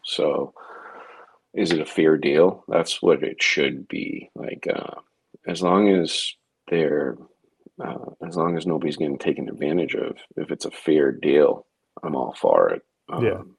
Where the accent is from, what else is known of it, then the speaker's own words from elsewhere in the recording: Massachusetts, United States; my home state